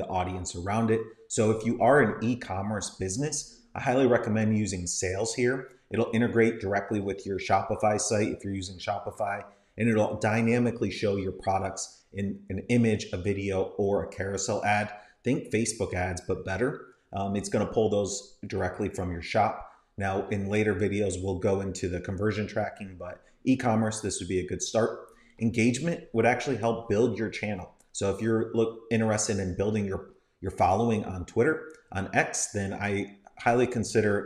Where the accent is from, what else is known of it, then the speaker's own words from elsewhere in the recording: Tampa, Florida, United States; Tampa, Florida is where I'm from.